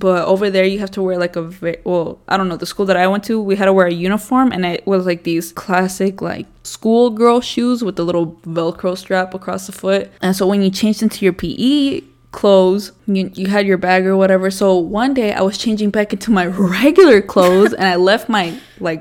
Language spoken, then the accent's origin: English; Las Vegas, Nevada, United States; I'm from Vegas. I was born here. I grew up in the 030.